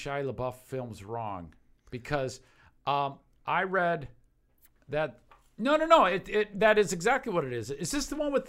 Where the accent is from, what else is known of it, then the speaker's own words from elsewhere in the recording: Detroit, Michigan, United States; moved away; I grew up in Metro Detroit